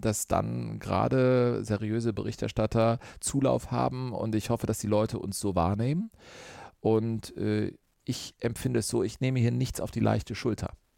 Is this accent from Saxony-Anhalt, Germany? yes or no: no; Cologne, North Rhine-Westphalia, Germany; Ich liebe das Ruhrgebiet, habe eine Dortmunderin geheiratet, bin gebürtiger Kölner